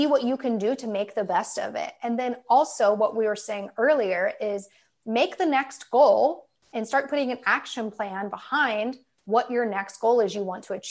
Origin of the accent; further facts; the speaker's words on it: Dayton, Ohio, United States; moved away as an adult; also born or lived in Portland, Oregon / Long Beach, California; now in San Diego, United States; I'm from Dayton. I graduated high school in 2004 when I was 18, and I immediately moved to the West Coast.